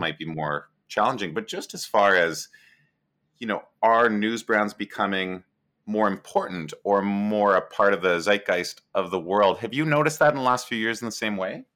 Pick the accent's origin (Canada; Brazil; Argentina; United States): Canada; I'm Canadian.